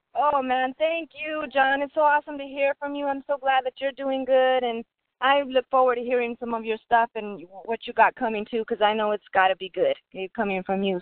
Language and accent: English; Albuquerque, New Mexico, United States; my people in Albuquerque, Bombay Records, always uh, you know, showing support. Um, that's my hometown